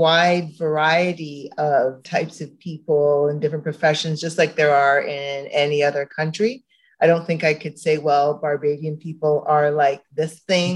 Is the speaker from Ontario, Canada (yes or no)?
yes; Toronto, Ontario, Canada; I grew up in the Don Mills area.